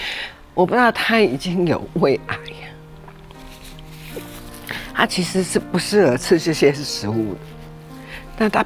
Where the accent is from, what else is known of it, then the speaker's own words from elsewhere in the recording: Penghu County, Taiwan; 我澎湖人